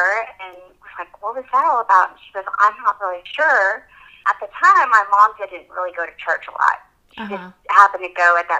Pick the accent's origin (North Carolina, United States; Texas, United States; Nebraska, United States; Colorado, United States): Texas, United States; Tyler; I am from Tyler, Texas. I am a single mom, and I have two little girls.